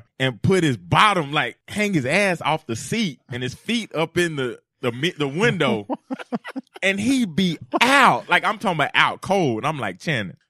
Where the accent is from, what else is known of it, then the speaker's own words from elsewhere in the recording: Cartersville, Georgia, United States; moved away as an adult; also born or lived in Auburn, Alabama / Miami, Florida; I'm a kid from Cartersville, Georgia